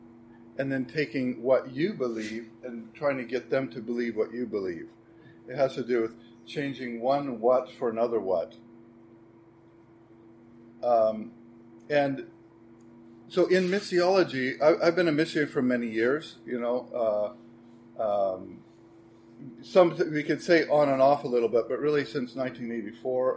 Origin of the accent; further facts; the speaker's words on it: United States; moved away as an adult; now in Sweden; I'm American